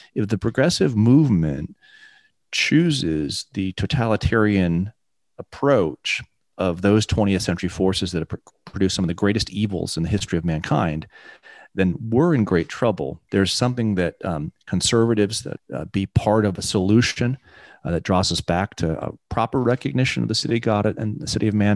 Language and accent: English; England, United Kingdom; I was born in England